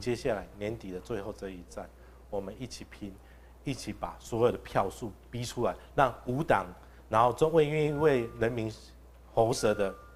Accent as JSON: {"language": "Chinese", "area": "Wuri, Dadu, Longjing", "region": "Taichung", "country": "Taiwan", "tie": "born or raised there", "said": "我是台中市议员，第三选区，乌日大都、龙井的候选人"}